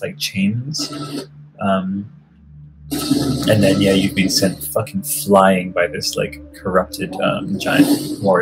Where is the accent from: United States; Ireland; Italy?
Italy; I grew up in Italy, surrounded by, like, dusty medieval fucking carpets